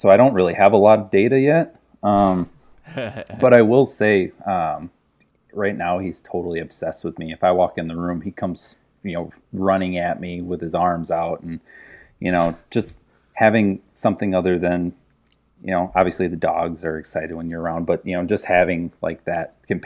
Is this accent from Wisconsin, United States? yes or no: yes; between Chicago and Milwaukee, Wisconsin, United States; moved away; I'm from near Chicago. Grew up in Wisconsin, just over the border, so right between Chicago and Milwaukee